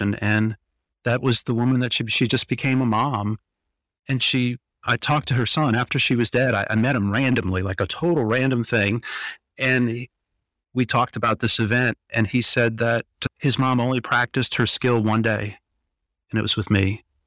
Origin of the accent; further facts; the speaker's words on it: Louisiana, United States; moved away; we're from Louisiana, so we like to cook.